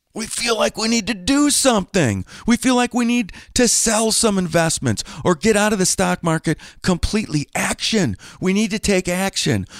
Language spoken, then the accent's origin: English; Green Bay, Wisconsin, United States; born or raised there